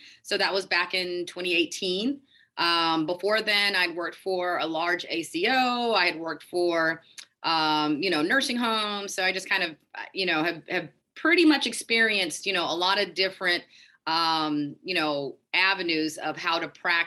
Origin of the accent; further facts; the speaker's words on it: Houston, Texas, United States; moved away as an adult; also born or lived in Connecticut / Michigan / Illinois; I'm originally from Houston, Texas, and that's where I'm practicing right now.